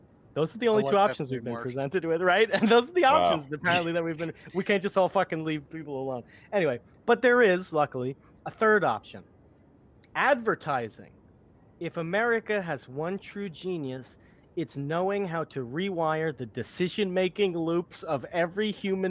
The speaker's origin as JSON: {"language": "English", "region": "Alabama", "country": "United States", "tie": "born or raised there", "said": "but I grew up in Alabama."}